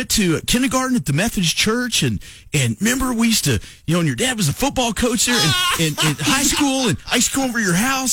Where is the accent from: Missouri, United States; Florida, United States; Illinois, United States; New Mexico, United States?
New Mexico, United States; Lovington; moved away; also born or lived in Oklahoma; When I was growing up in Lovington